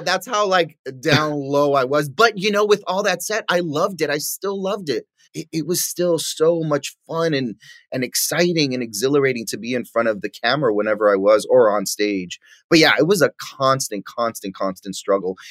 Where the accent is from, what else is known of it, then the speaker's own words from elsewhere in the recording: New York City, New York, United States; moved away; growing up in New York